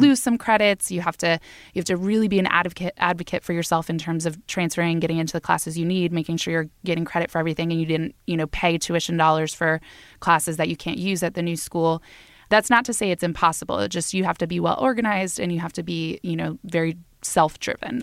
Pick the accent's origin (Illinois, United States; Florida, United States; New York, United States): Florida, United States; I grew up in Florida